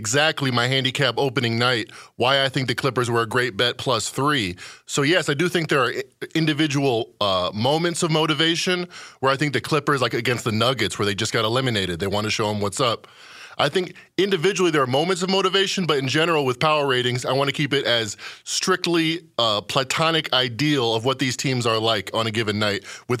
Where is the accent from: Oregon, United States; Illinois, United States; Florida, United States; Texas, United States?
Illinois, United States; Chicago; You know, I'm from Chicago. I used to go to United Center, hang out, try to scalp a ticket.